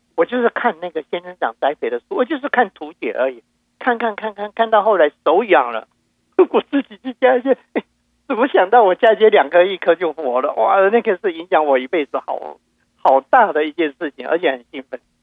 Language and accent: Chinese; Taiwan; now in Houston, United States; 因为都是在台湾的话，我们家乡到处都是释迦树嘛